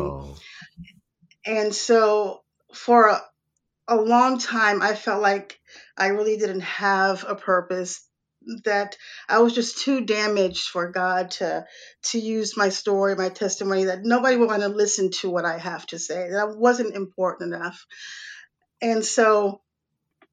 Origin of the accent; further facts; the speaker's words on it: New York City, New York, United States; also born or lived in Atlanta / Raleigh, North Carolina; now in North Carolina, United States; I was born in Brooklyn, New York. I've lived in major lived in major cities all my life.